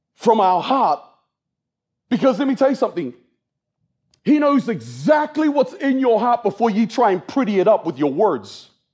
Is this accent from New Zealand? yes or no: yes; New Zealand; moved away as an adult; also born or lived in Australia; now in United States; I was born and raised in New Zealand